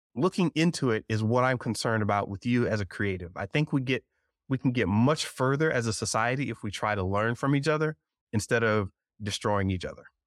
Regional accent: South Georgia, North Florida, United States; I was raised in North Florida, South Georgia

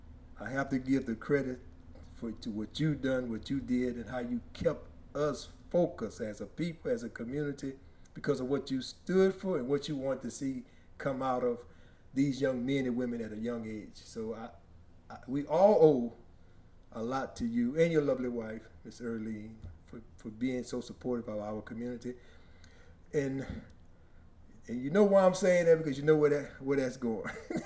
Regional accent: Franklin, Louisiana, United States; moved away; my hometown of Franklin.

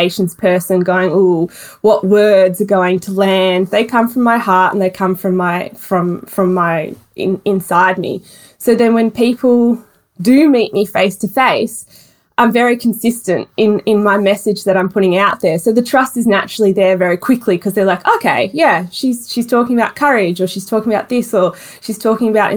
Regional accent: Melbourne, Victoria, Australia; Melbourne born and bred.

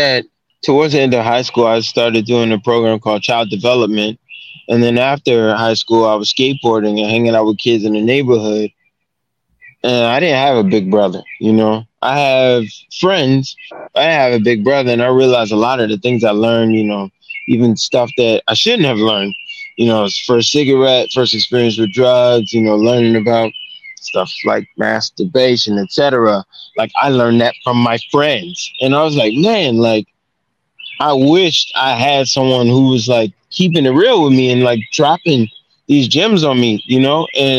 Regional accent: Baltimore, Maryland, United States; because I grew up in Baltimore in elementary.

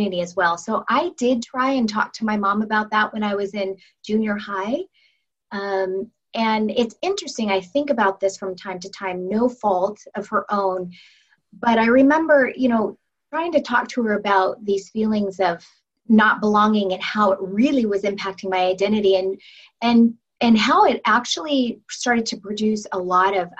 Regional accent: Federal Way, Washington, United States; we grew up in Federal Way

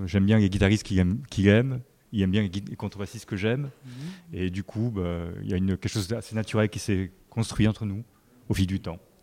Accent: Marseille, Provence-Alpes-Côte d'Azur, France; je suis de Marseille

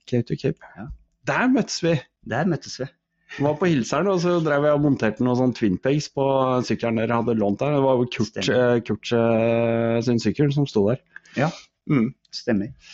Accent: Koppang, Innlandet, Norway; also born or lived in Drammen; Jeg er født i Drammen, oppvokst på Koppang

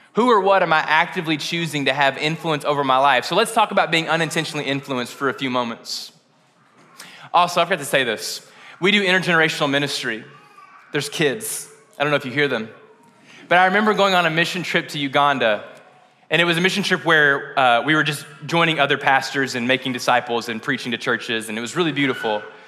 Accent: West Kentucky, United States; I'm from West Kentucky

